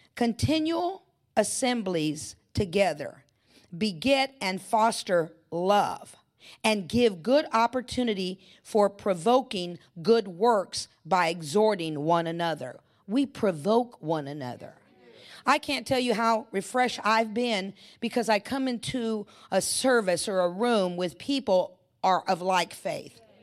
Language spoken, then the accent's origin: English; California, United States; I'm in California. I was born and raised in California